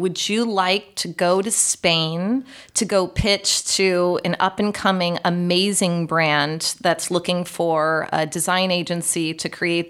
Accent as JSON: {"language": "English", "town": "Chicago", "region": "Illinois", "country": "United States", "tie": "born or raised there", "said": "Because I knew LaCroix from the Midwest. I grew up in Chicago."}